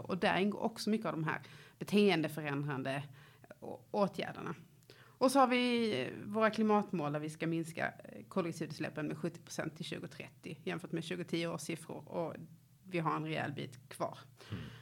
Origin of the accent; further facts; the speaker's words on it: Lund, Skåne, Sweden; Jag är uppvuxen i i Lund där jag fortfarande bor